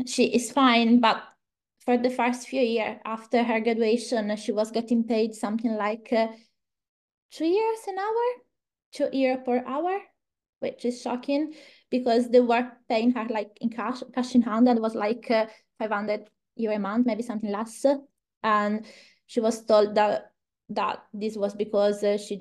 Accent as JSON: {"language": "English", "town": "Lucca", "region": "Tuscany", "country": "Italy", "also_born_or_lived": "Florence, Italy / Coimbra, Portugal / Brazil", "second_language": "English", "moved": "as an adult", "said": "I am from Tuscany, which I'm kind of the north and center Italy. And my own city, Lucca"}